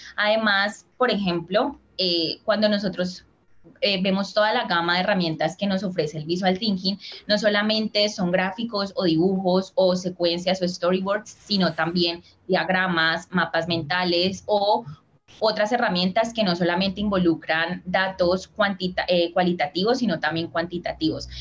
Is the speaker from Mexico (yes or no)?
no; Colombia; also born or lived in Cali; soy de Colombia, vivo en la ciudad de Cali